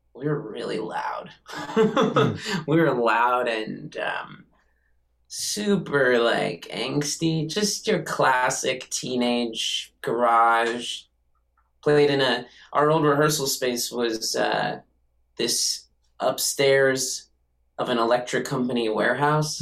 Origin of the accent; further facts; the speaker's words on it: Santa Cruz, California, United States; also born or lived in New York; now in Los Angeles, United States; my youth growing up in Santa Cruz